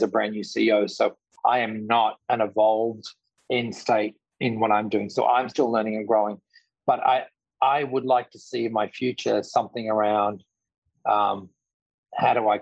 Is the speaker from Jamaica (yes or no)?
no; Australia; now in New York, United States; I'm an Australian living in New York, running a multi-billion-dollar company.